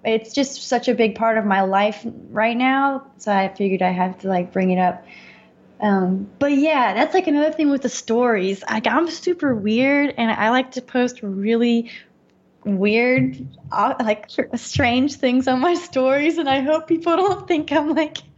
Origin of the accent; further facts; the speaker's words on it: North Carolina, United States; now in Los Angeles, United States; in north carolina in my hometown